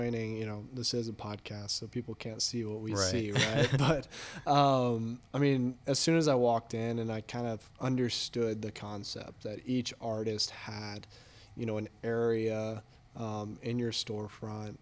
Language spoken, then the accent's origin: English; Texas, United States; now in San Diego, United States; I'm from Texas